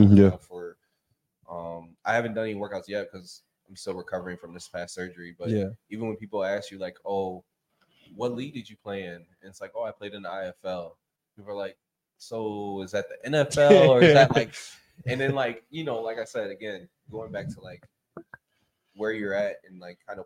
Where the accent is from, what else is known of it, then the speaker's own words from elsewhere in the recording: Chicago, Illinois, United States; I'm from Chicago.